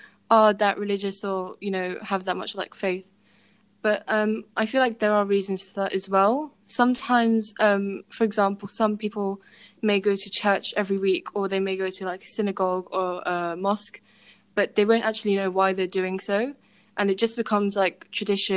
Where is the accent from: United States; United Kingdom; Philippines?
United Kingdom; I am British, my parents are British